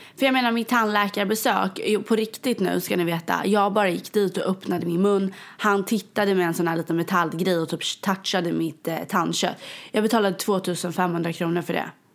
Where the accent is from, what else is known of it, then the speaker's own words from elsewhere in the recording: Sweden; now in New York, United States; jag är ju svensk